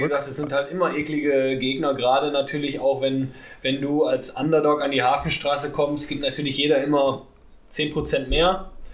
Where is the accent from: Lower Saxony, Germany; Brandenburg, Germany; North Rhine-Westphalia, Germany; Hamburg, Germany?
North Rhine-Westphalia, Germany; Ruhr area; bei mir aus dem Ruhrpott